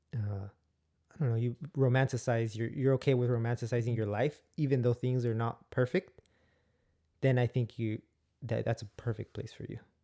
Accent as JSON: {"language": "English", "region": "California", "country": "United States", "said": "we're from California"}